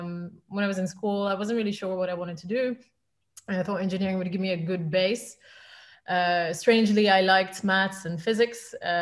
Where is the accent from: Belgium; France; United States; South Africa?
Belgium; Flanders; English is a second language; moved away as an adult; now in London, United Kingdom; So I moved to London actually when I was 18. I'm from Belgium originally. So I was speaking Flemish on a daily basis